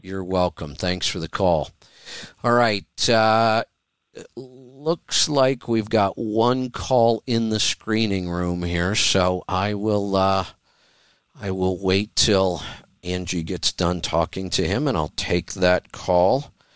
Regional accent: Oregon, United States; my home state

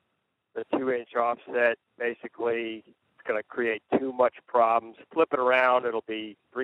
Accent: near Dayton, Ohio, United States; I am not from Massachusetts. I am from the community near Dayton, Ohio.

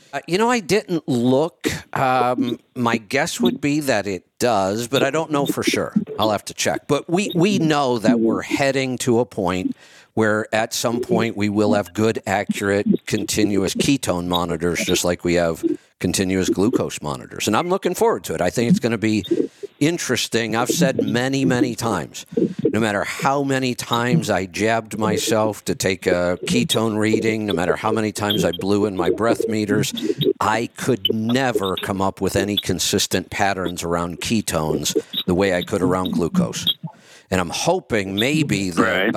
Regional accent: Streetsboro, Ohio, United States; also born or lived in Salem, Ohio; I grew up in Streetsboro

